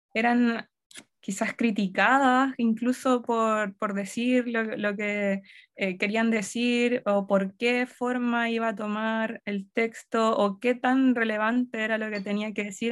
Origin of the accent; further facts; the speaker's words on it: Yungay, Ñuble, Chile; moved away; also born or lived in Concepción / Santiago; yo eh, crecí en Yungay, luego me fui a vivir a Concepción, y después ya de adulta vivía en Santiago